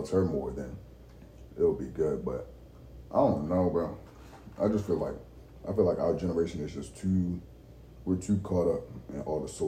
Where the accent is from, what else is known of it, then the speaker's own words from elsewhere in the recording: Baltimore, Maryland, United States; Oh, brother, I'm from Baltimore.